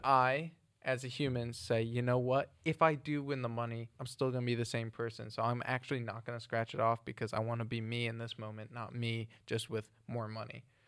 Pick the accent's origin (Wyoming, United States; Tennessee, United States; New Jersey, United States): New Jersey, United States; moved away as an adult; also born or lived in Ohio / Ireland; now in England; growing up in New Jersey than going to uni in Ohio